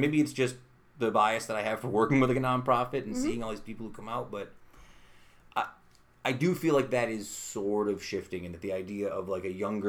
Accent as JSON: {"language": "English", "town": "Utica", "region": "New York", "country": "United States", "moved": "yes", "said": "I moved away from Utica"}